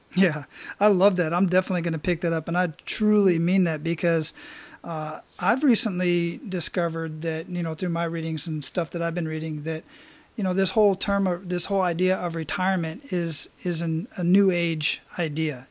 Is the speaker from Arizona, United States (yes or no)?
yes; Arizona, United States; I grew up in Arizona